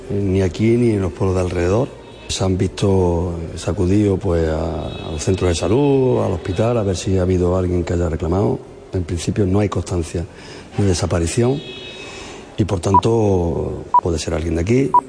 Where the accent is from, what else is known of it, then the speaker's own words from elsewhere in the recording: Catalonia, Spain; No somos nosotros los catalanes quienes debemos indicar esta voluntad